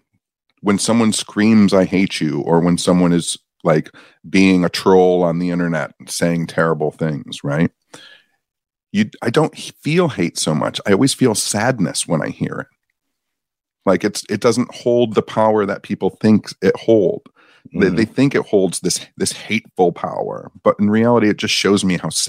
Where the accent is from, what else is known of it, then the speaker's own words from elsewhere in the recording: Michigan, United States; I'm from Michigan